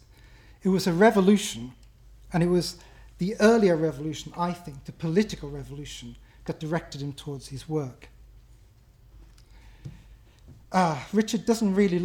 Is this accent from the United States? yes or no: no; Ireland; as an Irishman